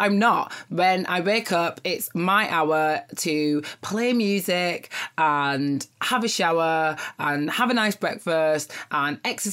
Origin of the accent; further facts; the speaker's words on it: Nigeria; I'm Nigerian